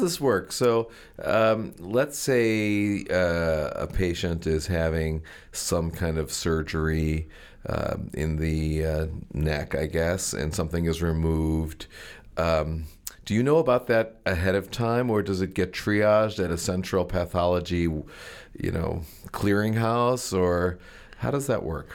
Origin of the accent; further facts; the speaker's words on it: Maryland, United States; the Maryland culture from where I come